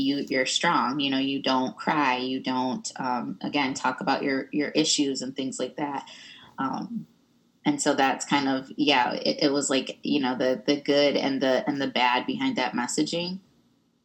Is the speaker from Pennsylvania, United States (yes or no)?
no; Michigan, United States; moved away; also born or lived in Pontiac, Michigan / Iowa; we moved from Pontiac, Michigan, which is where all my family was when I was about six, to a little town that was very homogenous.